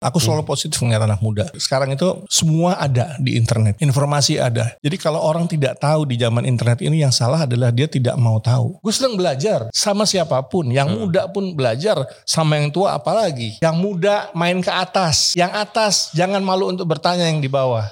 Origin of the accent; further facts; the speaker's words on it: Indonesia; saya dari Indonesia